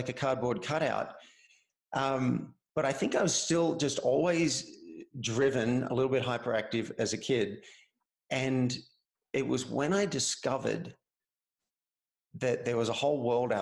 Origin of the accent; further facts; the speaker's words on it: Cessnock, New South Wales, Australia; moved away as an adult; now in Boulder, United States; I'm from Cessnock, which is near Newcastle, which is near Sydney